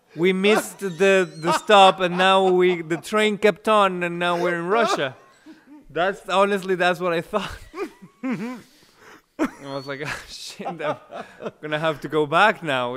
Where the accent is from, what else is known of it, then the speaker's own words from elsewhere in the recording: Mexico; English is a second language; moved away as an adult; also born or lived in Vienna, Austria; now in Czech Republic; I'm from Mexico